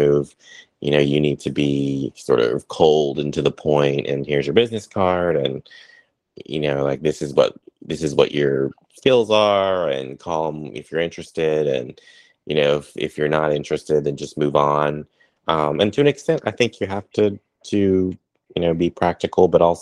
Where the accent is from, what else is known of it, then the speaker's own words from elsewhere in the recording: the South, United States; moved away; also born or lived in Washington, D.C.; growing up in the South